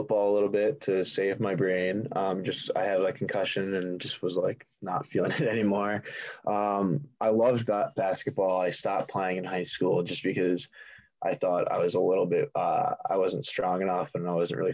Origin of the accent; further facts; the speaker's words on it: Timonium, Maryland, United States; we grew up in the Baltimore area